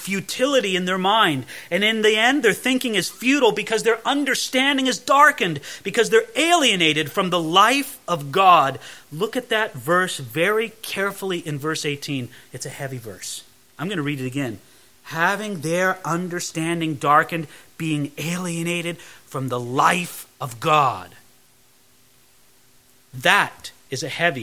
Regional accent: California, United States; growing up in California

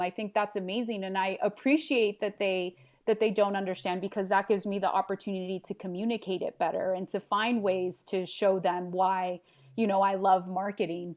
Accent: Los Angeles, California, United States; English is a second language; moved away as an adult; also born or lived in Santa Barbara; in Los Angeles, I w, grew up with this abundance of diversity and cultures

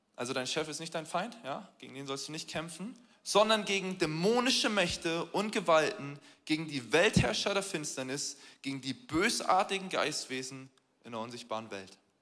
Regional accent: Hamburg, Germany; Wir als Hamburger

